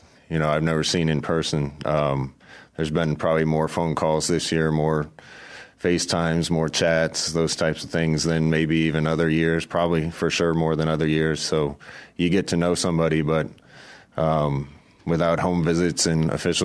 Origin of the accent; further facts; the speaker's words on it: near Kearney, Nebraska, United States; right near my hometown. So we used to play Kearney Catholic all the time back then.